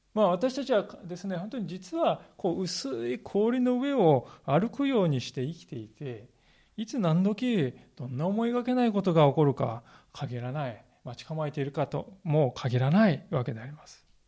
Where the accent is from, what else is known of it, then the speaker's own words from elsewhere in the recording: Kanagawa, Japan; moved away as an adult; now in Sendai, Japan; 私はあの神奈川県の出身でありまして